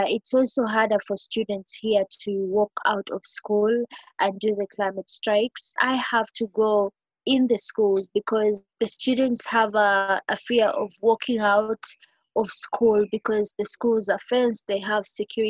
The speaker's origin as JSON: {"language": "English", "country": "Uganda"}